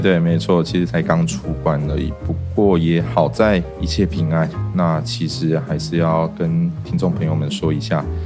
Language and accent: Chinese; Taoyuan, Taiwan; also born or lived in Tainan; 我本身是土生土长在地卢竹人